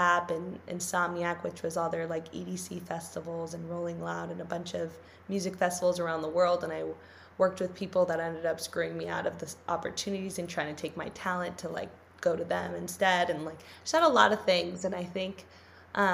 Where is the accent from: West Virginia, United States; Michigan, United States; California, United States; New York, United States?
California, United States; Los Angeles; I grew up in LA, but like I grew up in the Valley.